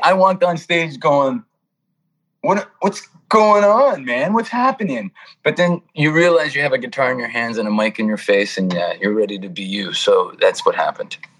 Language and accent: English; Toronto, Ontario, Canada; moved away as an adult; now in California, United States; I'm yeah, Toronto. Born, born and raised in Toronto, Canada. Uh, moved to California in '97